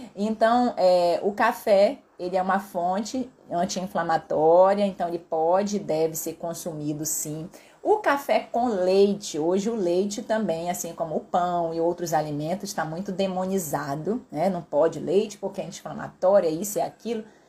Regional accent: Pará, Brazil; eu sou paraense

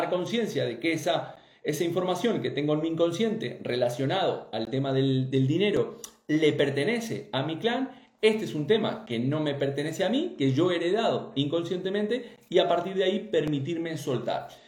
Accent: Uruguay; Yo también soy uruguaya.

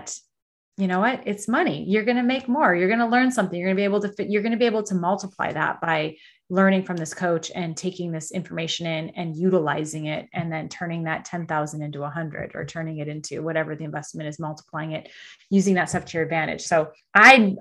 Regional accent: Canada; I'm Canadian.

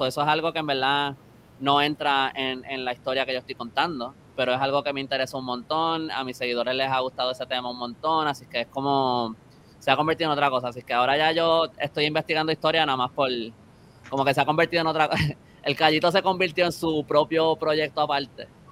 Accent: San Juan, Puerto Rico; yo soy de San Juan

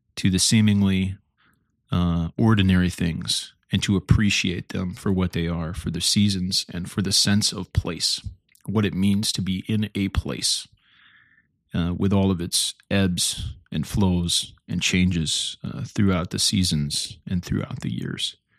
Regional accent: Stillman Valley, Illinois, United States; I grew up in Stillman Valley, Illinois

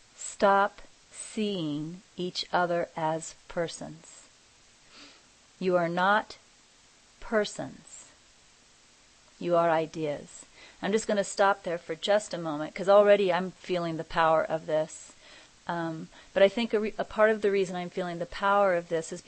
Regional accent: Kansas, United States; moved away; I'm originally from Kansas

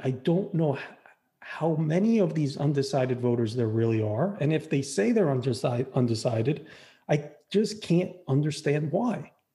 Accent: Florida, United States; we're both from Florida

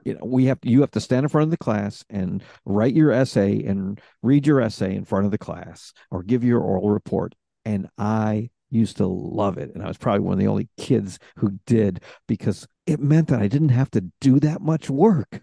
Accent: Rochester, New York, United States; I'm from Rochester, New York, which isn't too far from Toronto

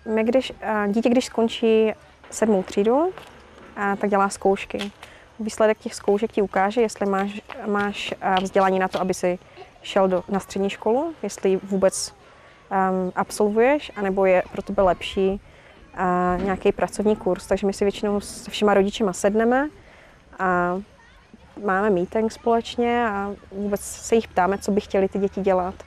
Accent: Havířov, Moravian-Silesian Region, Czechia; moved away as an adult; now in Uganda; jsem z Havířova a je mi 33

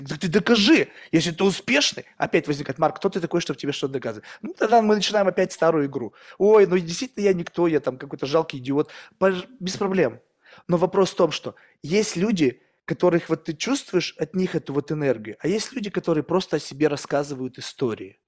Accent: Russia; moved away; also born or lived in United States; я вырос в России

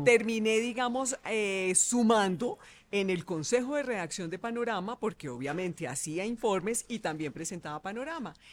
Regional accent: Bogotá, Colombia; bogotana, nací en Bogotá

